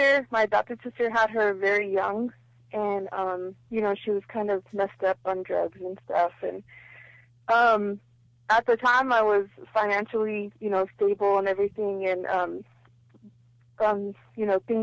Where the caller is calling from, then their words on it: San Bernardino, California, United States; I'm calling from San Bernardino.